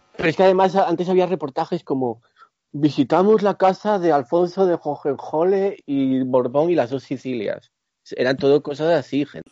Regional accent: Gijón, Asturias, Spain; Yo soy de Gijón

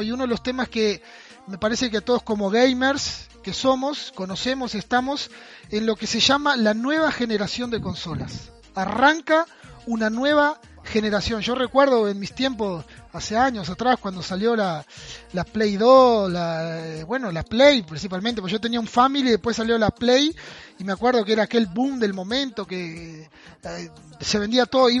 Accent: Uruguay; Yo soy de Uruguay, vivo en Rivera

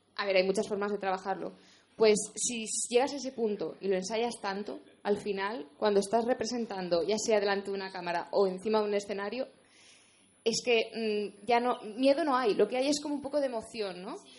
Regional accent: Spain; como española

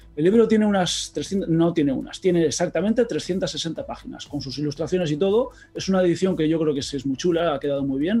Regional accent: Basque Country, Spain; accent: Basque; por el acento ya creo que se me nota que soy vasco

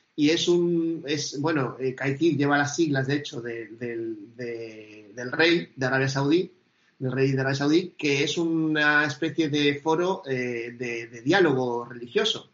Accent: Argentina; yo soy argentino

